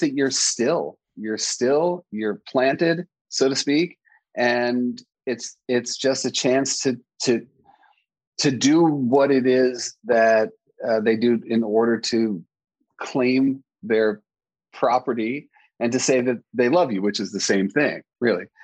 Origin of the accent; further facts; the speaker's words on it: New York, United States; I'm a New Yorker